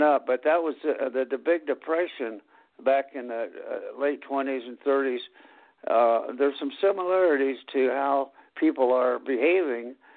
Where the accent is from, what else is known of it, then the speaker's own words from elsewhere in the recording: Anderson, Indiana, United States; as a kid in Anderson, Indiana